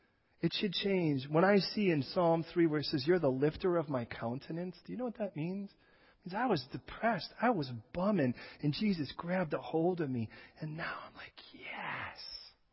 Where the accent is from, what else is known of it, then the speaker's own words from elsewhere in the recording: Chicago, Illinois, United States; I wasn't born and raised in California, so when we went to plant a church there, I came from Chicago, where everyone was like, hey, stupid, right? That's how they talk.